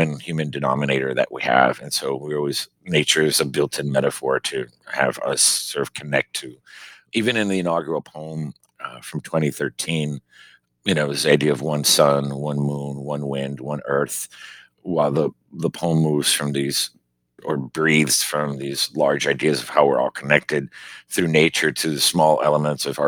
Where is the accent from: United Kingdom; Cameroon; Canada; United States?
United States; Miami, Florida; now in Maine, United States; growing up in Miami, you know, Cuban